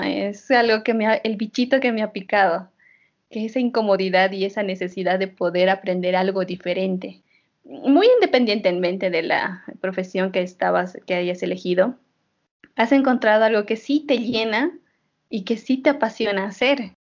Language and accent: Spanish; Oruro, Bolivia; now in La Paz, Bolivia; yo que soy orureña